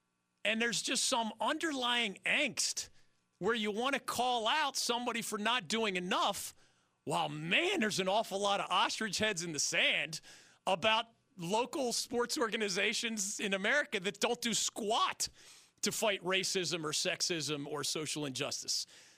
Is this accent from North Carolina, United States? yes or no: yes; Greenville, North Carolina, United States; I'm from Greenville. I'm from North Carolina. I'm an American citizen.